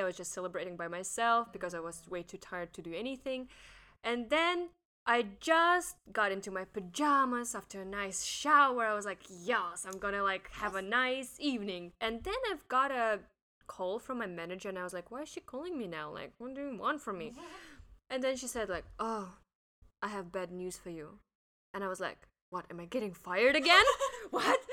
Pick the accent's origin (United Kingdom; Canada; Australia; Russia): Russia; moved away as an adult; now in Hong Kong; I'm from Russia